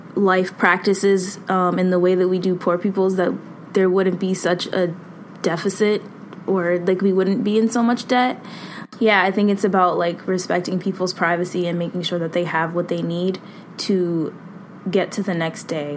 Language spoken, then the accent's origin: English; Boston, Massachusetts, United States; I'm from Boston, born and raised